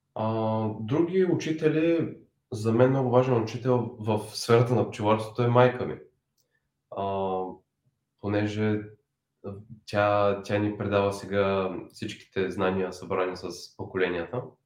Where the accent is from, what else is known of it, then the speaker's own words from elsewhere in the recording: Bulgaria; moved away; also born or lived in San Francisco Bay Area; решихме, че ще се преместим в България. Аз да се завърна